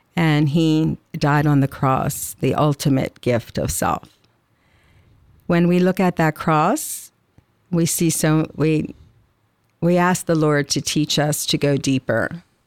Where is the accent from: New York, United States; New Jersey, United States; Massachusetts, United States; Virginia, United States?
New Jersey, United States; Atlantic City; moved away; also born or lived in Illinois; I grew up in Atlantic City, so I'm an ocean girl, actually, but When I lived, I, I think, seven or eight years in Illinois